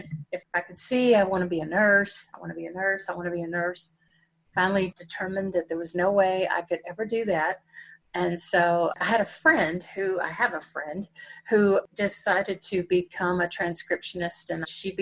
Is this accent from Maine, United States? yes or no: no; Dallas, Texas, United States; we live about 60 miles from Dallas. And which is where I grew up in Dallas